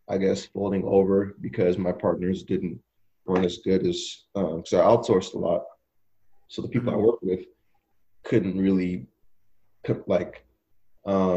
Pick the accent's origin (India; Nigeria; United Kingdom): Nigeria; now in United States; me being Nigerian